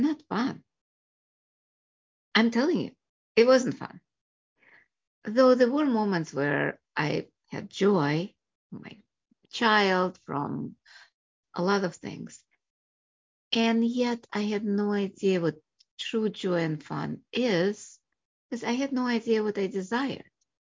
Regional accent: Russia; also born or lived in Chicago area, United States; now in United States; I was born in Russia, came here, and became a doctor, family practice in Chicago area

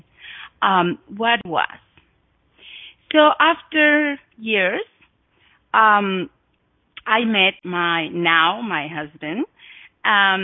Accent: Oaxaca, Mexico; English is a second language; moved away as an adult; also born or lived in Guadalajara, Mexico; now in Montana, United States; I was born in Mexico. I was born in Oaxaca, which is south of Mexico.

